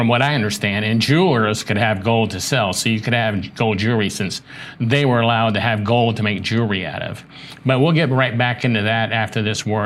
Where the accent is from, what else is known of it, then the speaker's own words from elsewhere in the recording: Charleston, South Carolina, United States; moved away; I'm from Charleston, South Carolina